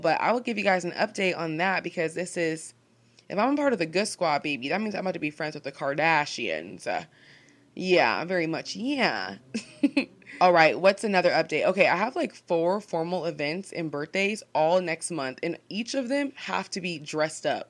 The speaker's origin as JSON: {"language": "English", "town": "Seattle", "region": "Washington", "country": "United States", "said": "I'm just a gal from Seattle"}